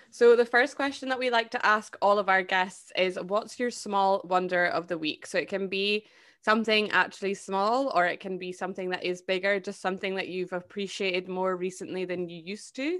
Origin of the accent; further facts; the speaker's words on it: United Kingdom; I am British